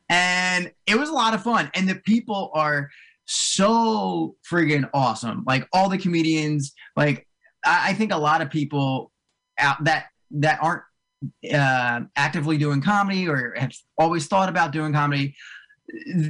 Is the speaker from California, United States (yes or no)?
no; Cherry Hill, New Jersey, United States; now in North Jersey, United States; I grew up in South Jersey. I grew up right outside of like Cherry Hill, way down south